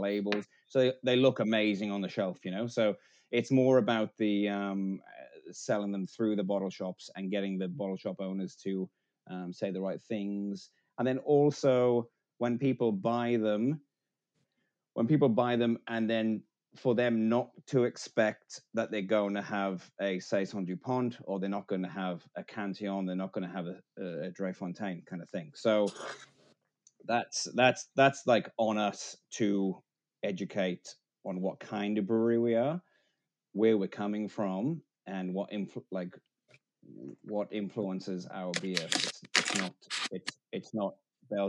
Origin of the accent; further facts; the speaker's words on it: Wales, United Kingdom; I'm Welsh